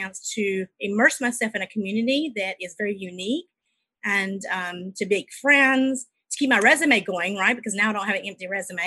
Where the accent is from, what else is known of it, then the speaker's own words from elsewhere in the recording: South Carolina, United States; I'm from South Carolina